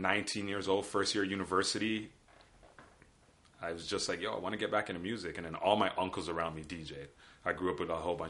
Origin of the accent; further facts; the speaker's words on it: Toronto, Ontario, Canada; also born or lived in Newmarket; I was born in Toronto.